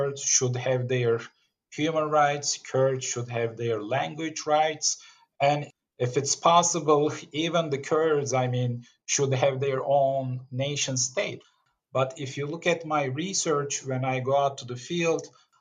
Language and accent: English; Izmir, Turkey; moved away; But I was born and raised in Izmir, Turkey, which is a secular, somewhat liberal region.